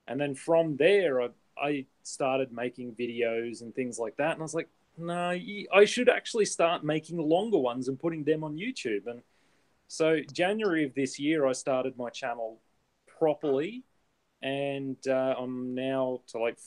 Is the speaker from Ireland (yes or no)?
no; Australia; I'm from Australia